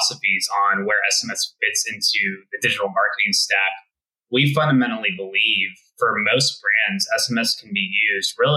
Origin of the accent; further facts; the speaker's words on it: Texas, United States; So I was born and bred in Texas